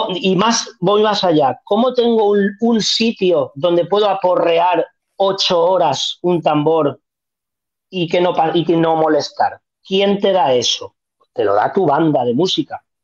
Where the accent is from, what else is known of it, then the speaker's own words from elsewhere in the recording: Museros, Valencian Community, Spain; Museros, que es mi pueblo